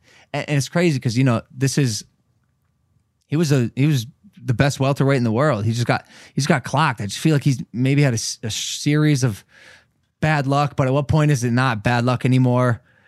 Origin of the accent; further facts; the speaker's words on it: Cleveland, Ohio, United States; I'm from Cleveland, bro.